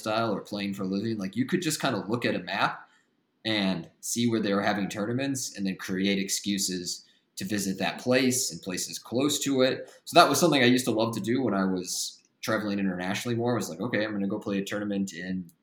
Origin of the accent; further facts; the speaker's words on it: Midwest, United States; moved away as an adult; also born or lived in Australia / China; I grew up in the Midwest